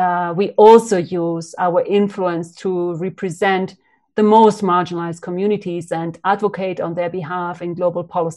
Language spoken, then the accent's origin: English; Uruguay; moved away as an adult; also born or lived in Cambodia; I'm from Uruguay, from South America, and I was a young 25-year-old woman when I arrived in 94 in Cambodia